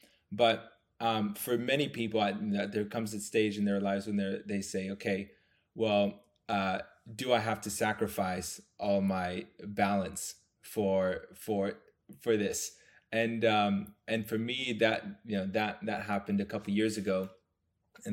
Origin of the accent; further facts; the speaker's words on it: France; moved away; also born or lived in London, United Kingdom; So I grew up in Europe. I was living, I was born in France, and then I lived in London for a number of years.